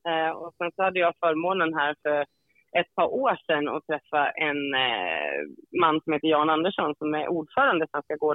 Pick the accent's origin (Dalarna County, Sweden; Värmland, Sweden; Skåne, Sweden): Dalarna County, Sweden; now in Gothenburg, Sweden; jag är ju från Dalarna kan man säga, eller jag är ju från Dalarna uppvuxen i skogen liksom, och naturen